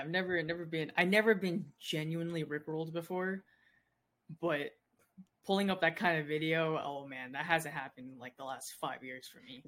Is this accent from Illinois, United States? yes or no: no; San Diego, California, United States; I was born in San Diego